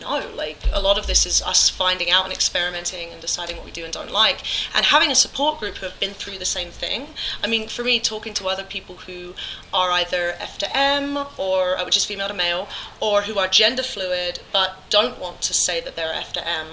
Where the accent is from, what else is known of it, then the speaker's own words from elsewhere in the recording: England, United Kingdom; moved away; when I was a kid growing up in England, I was raised uh, above my grandmother's pub